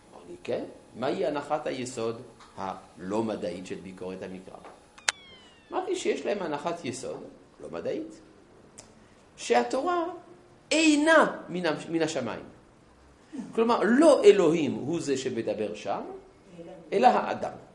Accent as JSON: {"language": "Hebrew", "town": "Jerusalem", "region": "Jerusalem District", "country": "Israel", "said": "אני ירושלמי"}